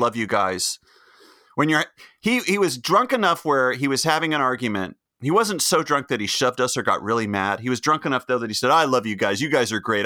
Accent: Chapel Hill, North Carolina, United States; when John and I were growing up in Chapel Hill

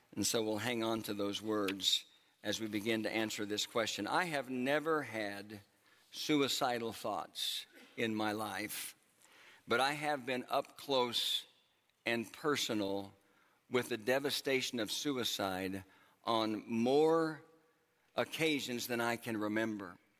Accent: Oklahoma, United States; moved away; my home uh, where I grew up in Oklahoma

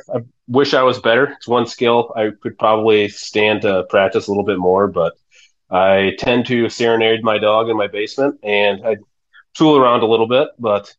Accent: Yankton, South Dakota, United States; where I grew up in Yankton is the National Field Archery Association headquarters.

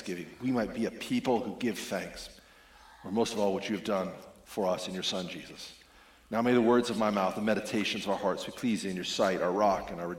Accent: Spokane, Washington, United States; moved away; I'm from Spokane, Washington

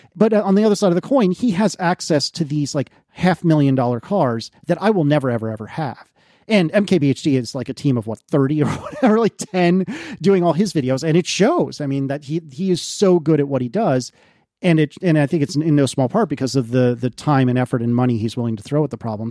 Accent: United States; I'm American

